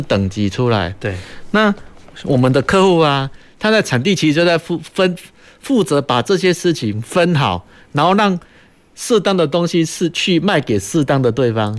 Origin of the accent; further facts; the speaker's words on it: Kaohsiung, Taiwan; 我们高雄这边